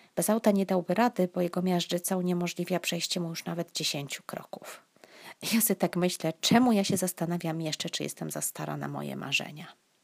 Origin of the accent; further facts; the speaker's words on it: southern Poland, Poland; born or raised there